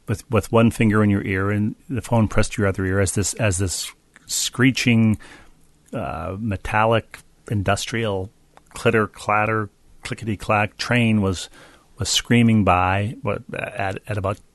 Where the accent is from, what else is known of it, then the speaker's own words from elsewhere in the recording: New Haven, Connecticut, United States; I grew up in New Haven, and we had family friends in Rocky Hill, New Jersey, near Princeton.